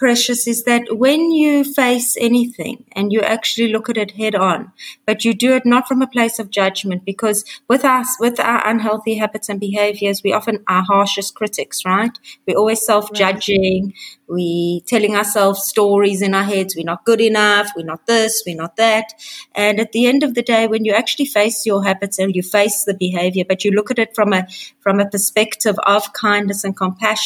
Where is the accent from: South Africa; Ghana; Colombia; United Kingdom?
South Africa; also born or lived in Hong Kong; now in Israel; I'm originally from South Africa. I grew up in South Africa. I've been living in Israel for many, many years